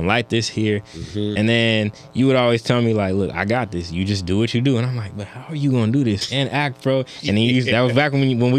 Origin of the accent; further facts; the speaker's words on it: California, United States; I'm from the Bay, so we can be Kobe and Curry.